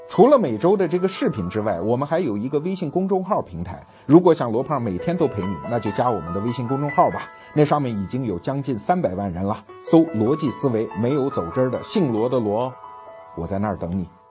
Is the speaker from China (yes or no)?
yes; China; 我们中国人